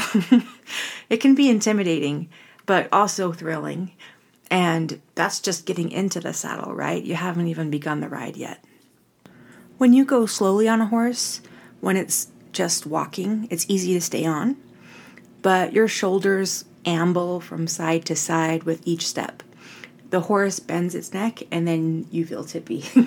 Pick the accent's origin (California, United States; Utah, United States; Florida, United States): Utah, United States; Orem; I'm from Orem, Utah, which is really a suburban area, college town